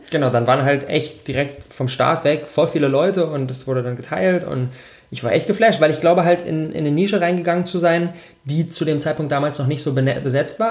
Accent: Berlin, Germany; ich bin, ich bin 26 Jahre alt, ich komme aus Berlin

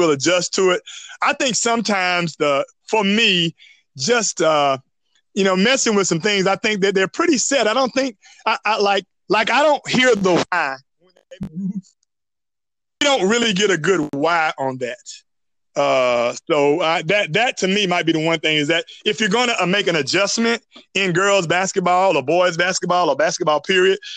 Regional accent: North Carolina, United States; now in Georgia, United States; I'm from North Carolina

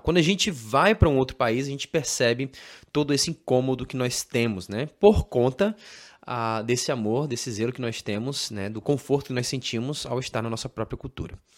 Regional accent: Brazil; nós que somos brasileiros

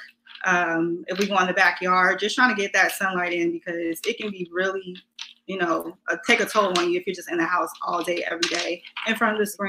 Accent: United States; I grew up in Woodlawn

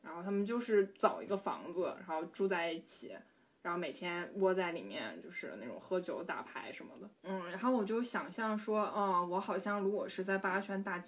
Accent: Northeast China, China; 作为一个东北人，我有了很多回忆，所以我想邀请一个跟我同样是东北人的人，

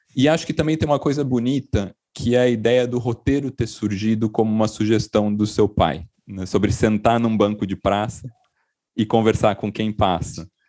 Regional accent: Itu, São Paulo, Brazil; born or raised there; moved away as an adult; now in São Paulo, Brazil

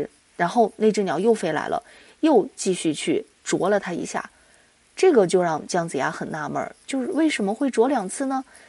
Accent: China; 我们中国人吃饭啊，跟外国人最大的不同就是我们用筷子，

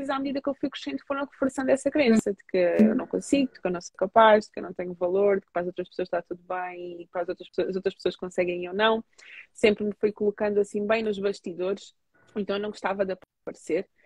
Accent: Portugal; also born or lived in Angola; porque eu sou portuguesa, sou angolana, tenho uma cor assim que não sou nem branca nem sou negra

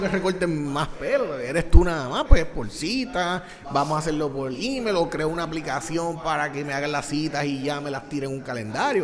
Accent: Puerto Rico; yo soy de Puerto Rico

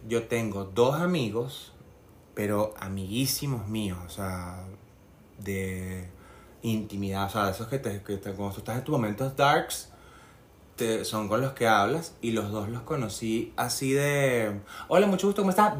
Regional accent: Barinas, Venezuela; yo nací en Barinas, o sea, tierra de caballos y vacas y ganado y, Me y granjas. Y yo crecí en ese ambiente

